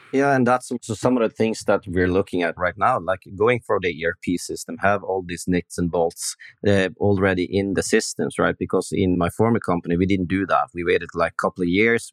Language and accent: English; Norway; We, Norwegian guys